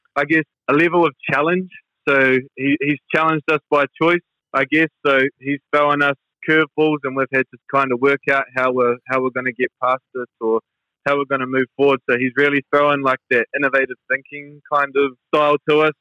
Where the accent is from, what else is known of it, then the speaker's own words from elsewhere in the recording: New Zealand; growing up in New Zealand